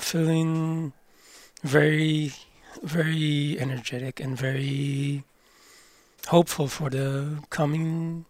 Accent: Kibbutz Amir, near Kiryat Shmona, Northern District, Israel; I'm not from Kiryat Shmona. I'm from a kibbutz next to Kiryat Shmona. What's it called? Amir, and I've been living there for all my life.

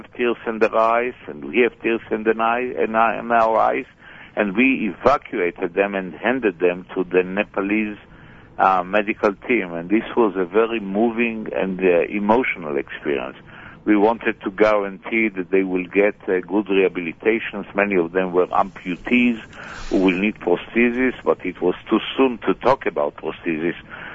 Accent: Israel; I was born in Israel. I'm a Savre, and I came back even a prouder Israeli than I left Israel.

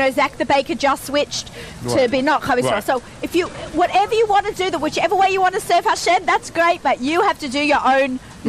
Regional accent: Australia; now in New York, United States; I'm from Australia.

